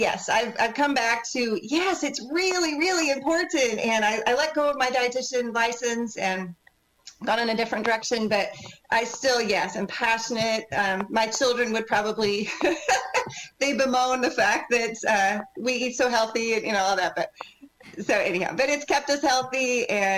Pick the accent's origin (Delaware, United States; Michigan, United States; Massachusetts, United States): Michigan, United States; moved away as an adult; now in Texas, United States; I am a Midwest girl by birth. I was born in Michigan and moved to Texas after college